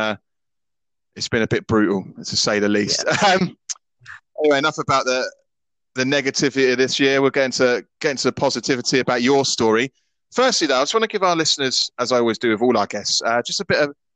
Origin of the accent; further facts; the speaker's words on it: London, United Kingdom; I was born in St. Thomas's Hospital in London, not far from the Oval where Surrey play cricket